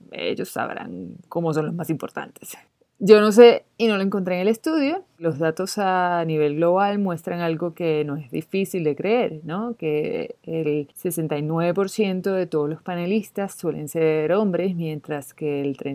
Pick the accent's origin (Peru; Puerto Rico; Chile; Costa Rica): Chile; Generalmente estoy muy orgullosa de ser chilena.